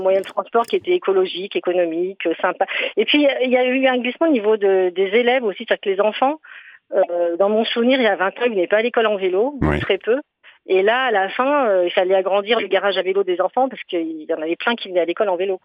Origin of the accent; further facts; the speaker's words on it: Briançon, Provence-Alpes-Côte d'Azur, France; moved away; j'ai grandi à Briançon